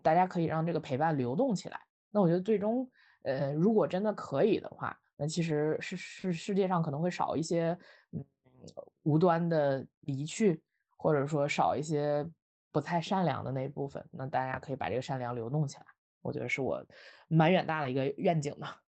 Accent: Northeast China, China; now in Beijing, China; 我是东北人

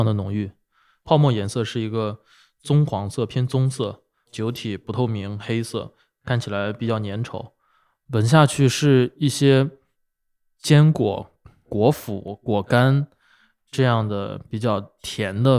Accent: Binzhou, Shandong, China; 我山东滨州的，山东。

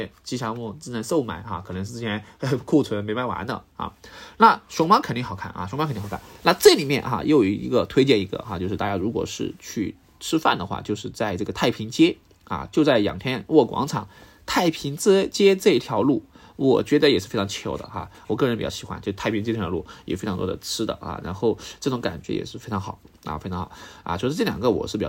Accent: Sichuan, China; 我作为四川人

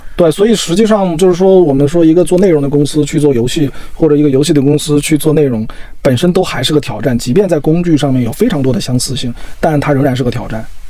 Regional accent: China; 我们作为中国人来说，我们做的每一件事情都很中国，就甚至在喝水这件事情

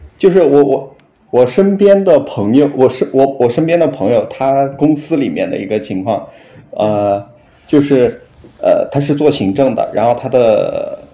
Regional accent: Henan, China; now in Guangzhou, China; 然后我老家是河南的

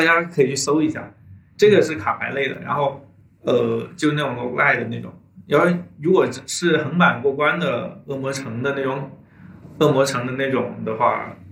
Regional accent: China; 我作为，作为一个中国人

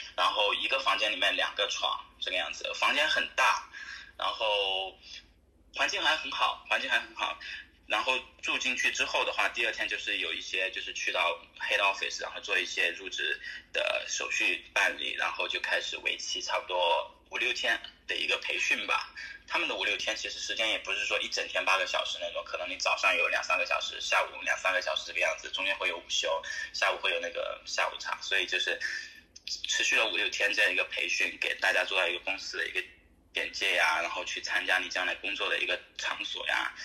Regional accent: Chongqing, China; moved away as an adult; also born or lived in Qatar / Dubai / Sydney / Perth; now in Australia; 我本身是重庆人

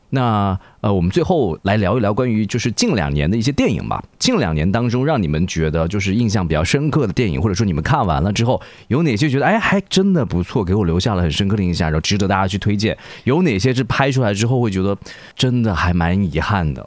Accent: Wuhan, Hubei, China; 因为我是武汉人

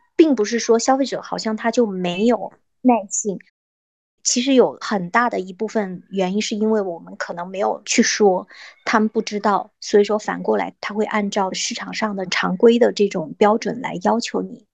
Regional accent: China; 我们中国的农村

